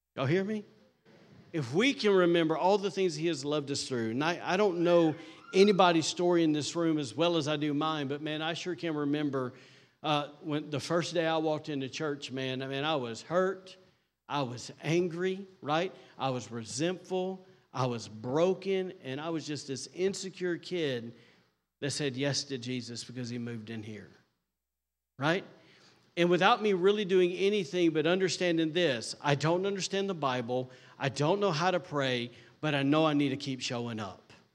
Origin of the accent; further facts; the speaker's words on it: the South, United States; I'm from the South